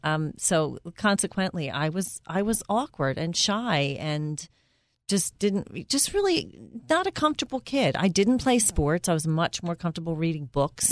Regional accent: Philadelphia, Pennsylvania, United States; moved away as an adult; now in Bucks County, United States; I was raised in Northeast Philly

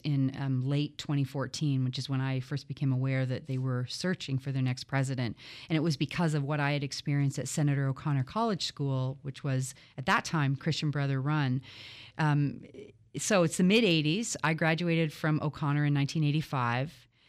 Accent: Toronto, Ontario, Canada; So as you say, I grew up in Toronto. I was born there and the oldest of three children.

